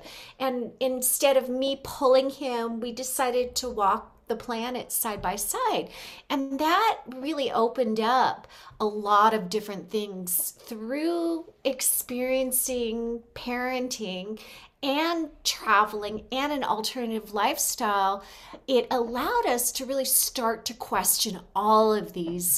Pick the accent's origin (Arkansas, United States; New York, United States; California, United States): California, United States; Los Angeles; moved away as an adult; now in Mexico; we are from California